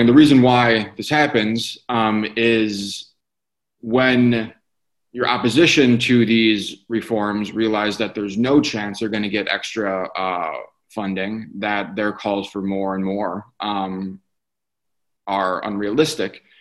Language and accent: English; Detroit, Michigan, United States; I grew up in the Detroit area. I currently live there